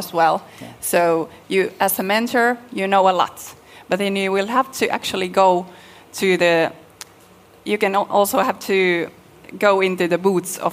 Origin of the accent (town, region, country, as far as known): Finland